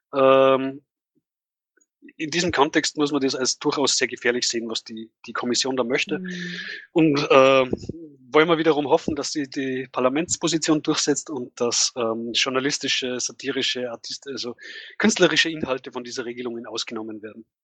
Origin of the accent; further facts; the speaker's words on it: Tennengau, Salzburg, Austria; moved away; von meinem Heimatort, äh, dass es da bereits Fälle gibt und das liegt halt im Tenningau